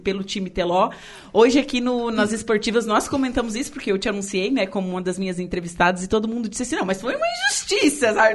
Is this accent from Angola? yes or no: no; Torres, Rio Grande do Sul, Brazil; now in Araranguá, Brazil; Eu não sou daqui, né? Eu sou gaúcha, eu sou de Torres.